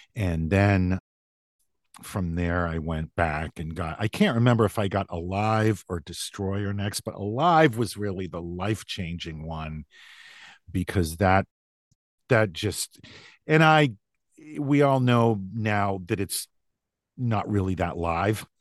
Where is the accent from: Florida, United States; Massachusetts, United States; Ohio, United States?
Massachusetts, United States; about an hour outside of Boston; also born or lived in New Hampshire; I was born in New Hampshire, but I grew up in Massachusetts, about an hour outside of Boston in what was at the time a pretty small rural town